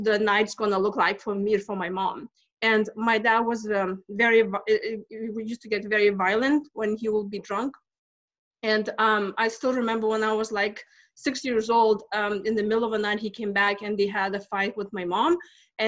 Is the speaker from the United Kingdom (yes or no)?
no; Lithuania; English is a second language; moved away as an adult; now in United States; I'm from Lithuania, and I came to this country back in 2000. Actually, it just turned 20 years because I came in April 20th. And so I grew up in Soviet Union